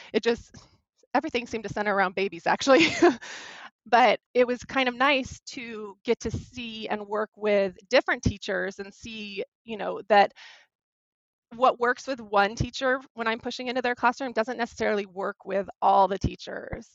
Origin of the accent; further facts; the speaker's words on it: California, United States; I ended up returning to my home state of California